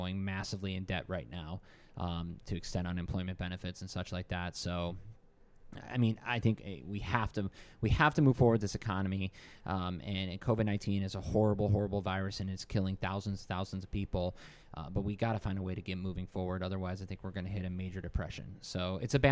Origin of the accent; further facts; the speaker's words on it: Michigan, United States; now in Virginia, United States; Growing up in Michigan